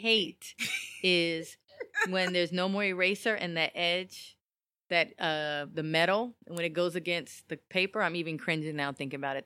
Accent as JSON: {"language": "English", "region": "Texas", "country": "United States", "tie": "born or raised there", "also_born_or_lived": "Los Angeles", "said": "we're from Texas and raised in Texas"}